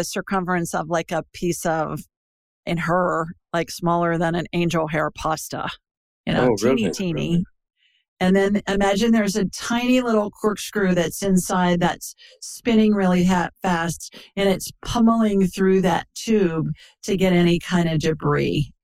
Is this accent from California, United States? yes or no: no; Worthington, Ohio, United States; moved away; I grew up in Worthington Hills, you know, right down Olentangy River Road